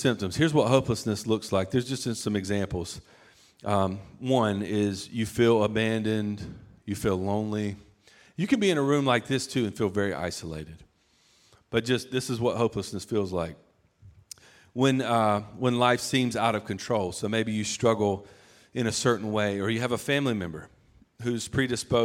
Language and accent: English; the South, United States; I'm from the South